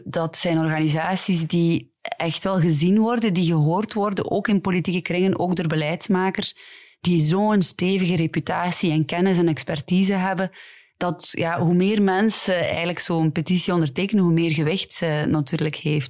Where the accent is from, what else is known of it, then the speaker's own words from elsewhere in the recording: Ghent, Flanders, Belgium; Ik ben van Gent, dus ik ken vooral de Gentse scène